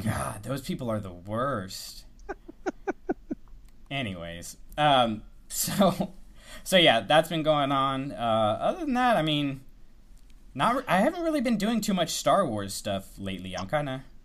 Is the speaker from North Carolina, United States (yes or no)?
no; Tallahassee, Florida, United States; I grew up in Tallahassee, so it's Florida State